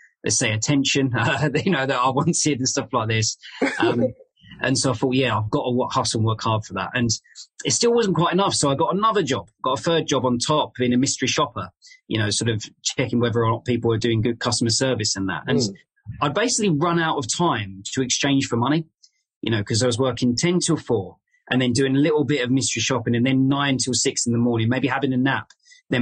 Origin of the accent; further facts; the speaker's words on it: London, United Kingdom; moved away as an adult; now in Leeds, United Kingdom; I grew up in Southeast London.